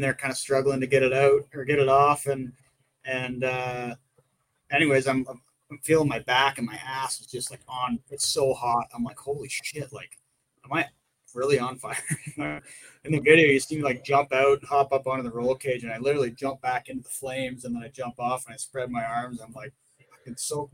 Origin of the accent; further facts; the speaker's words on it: Ontario, Canada; accent: Canadian; I'm from Ontario